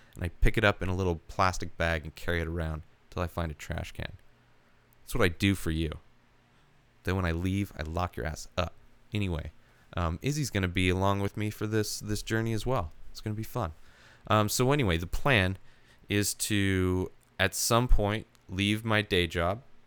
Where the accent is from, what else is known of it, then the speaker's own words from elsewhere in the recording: Palm Springs, California, United States; moved away as an adult; also born or lived in Idaho; now in San Diego, United States; I grew up in the Palm Springs area, the Coachella Valley. Born in Idaho, moved to the Coachella Valley when I was three years old